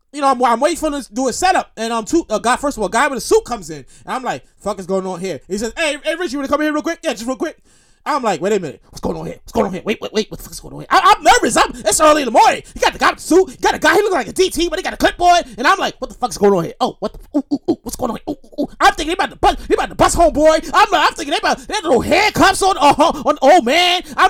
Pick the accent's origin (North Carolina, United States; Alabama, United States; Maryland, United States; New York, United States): New York, United States; New York City; also born or lived in Queens, New York; I'm born and raised in Brooklyn. Born and raised Brooklyn, New York. All my life. I currently live in Queens